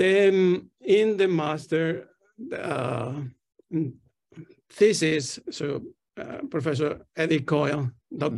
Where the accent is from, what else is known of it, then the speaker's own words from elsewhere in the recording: Tenerife, Canary Islands, Spain; English is a second language; moved away as an adult; also born or lived in Barcelona, Spain / Austin, Texas, United States; now in London, United Kingdom; I'm originally from Spain, from the Canary Islands, close to Africa, an island called Tenerife.